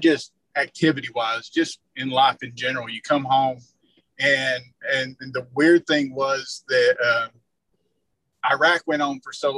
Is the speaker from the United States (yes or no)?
yes; Murphy, North Carolina, United States; also born or lived in Georgia; Born in Georgia, but really spent most of my life in Western North Carolina, a small town called Murphy, North Carolina